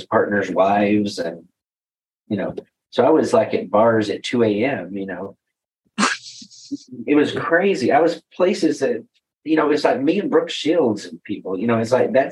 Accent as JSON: {"language": "English", "region": "Texas", "country": "United States", "tie": "born or raised there", "accent": "Texas", "said": "I'm in Texas, and a lot of people recognize my accent from Texas. So I grew up in Texas"}